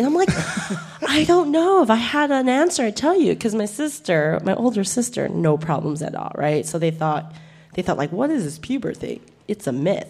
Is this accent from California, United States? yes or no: yes; Monterey Park, California, United States; I grew up in Monterey Park